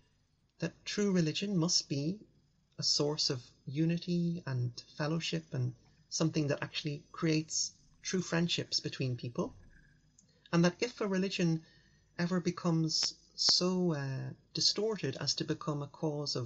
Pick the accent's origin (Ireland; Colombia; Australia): Ireland; Dublin, Leinster; At the time in the 80s, 90s, growing up in Ireland, most of our friends were either Catholic or Protestant.